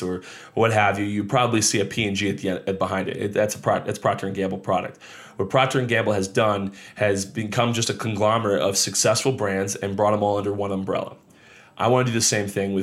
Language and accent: English; Monmouth County, New Jersey, United States; I grew up down here in Monmouth County, New Jersey